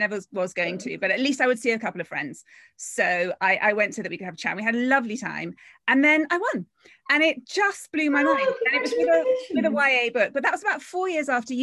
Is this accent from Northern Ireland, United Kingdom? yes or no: no; London, United Kingdom; a Londoner, and I love London